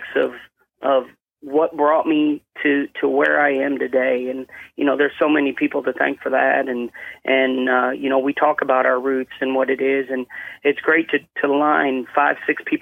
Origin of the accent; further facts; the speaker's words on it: Cicero, Illinois, United States; moved away as an adult; also born or lived in Portland, Oregon; we went from Portland, Oregon over to Chicago, where I was really in a town called Cicero, right outside of Chicago there.